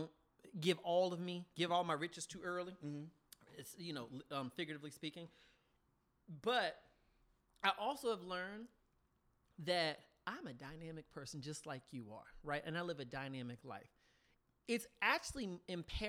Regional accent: the South, United States; I'm from the South

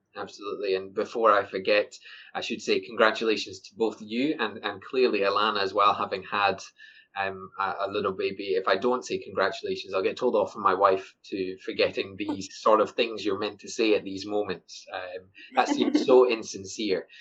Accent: Scotland, United Kingdom; I'm Scottish

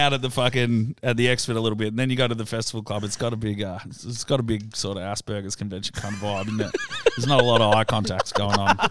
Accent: Melbourne, Victoria, Australia; I grew up in Richmond

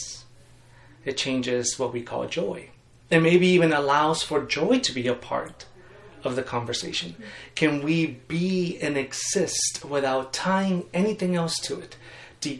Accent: Mexico; I grew up in Mexico, and I am a third generation Baptist in Mexico

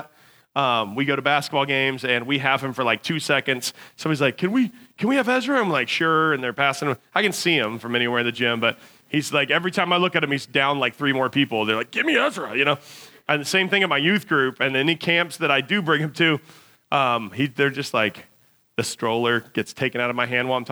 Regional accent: United States; as Americans

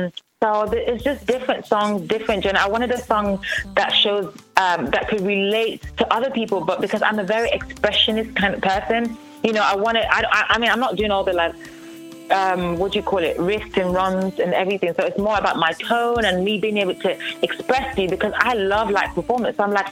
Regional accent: Nigeria; Well, first of all, I'm Nigerian, and my family supported me, my parents supported me

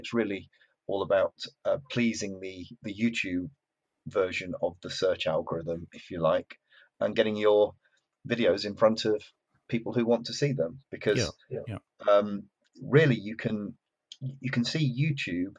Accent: Yorkshire and the Humber, United Kingdom; I'm from Yorkshire

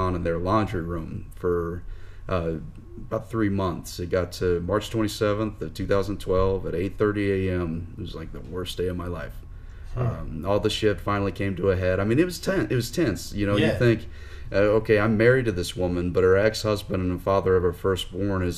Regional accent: Southeast, United States; I'm from the Southeast

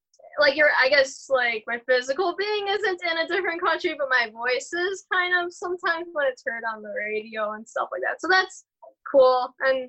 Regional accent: Elma, New York, United States; also born or lived in Buffalo, New York; We're from Buffalo, but we really live in Elma, New York, so we're like more in the country

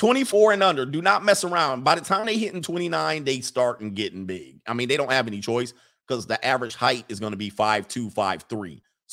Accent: Redwood City, California, United States; born there; I was born in Redwood City, South San Francisco.

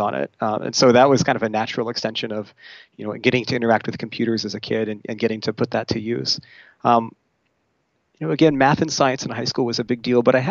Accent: California's Central Coast, United States; now in Seattle, United States; I grew up in California's Central Coast, so about an hour north of Santa Barbara

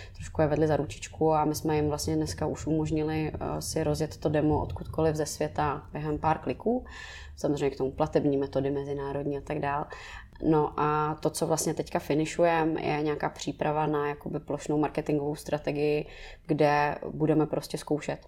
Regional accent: Prague, Czechia; jsem z Letný

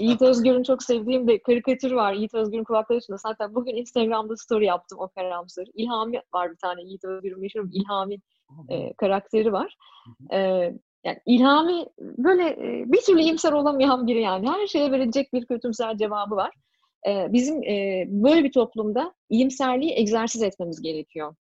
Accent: Turkey; moved away as an adult; now in Canada; sonuçta Türkiye'liyim.

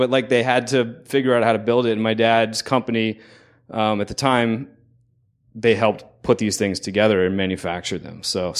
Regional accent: Newport News, Virginia, United States; I came all the way from, I was born in Newport News, Virginia.

